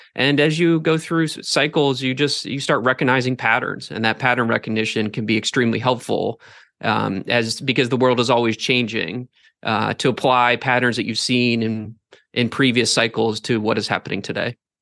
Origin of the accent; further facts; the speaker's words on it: Northeast Ohio, United States; I grew up in Northeast Ohio, went to school up there